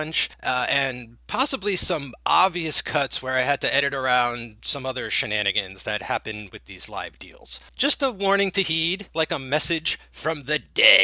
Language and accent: English; New Jersey, United States; accent: Jersey; did my Jersey accent just come through